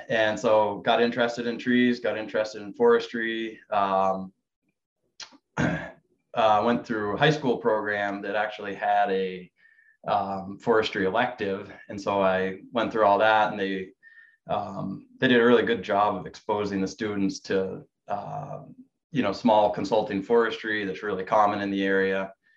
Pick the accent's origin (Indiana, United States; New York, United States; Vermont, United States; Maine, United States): Vermont, United States; I grew up in Vermont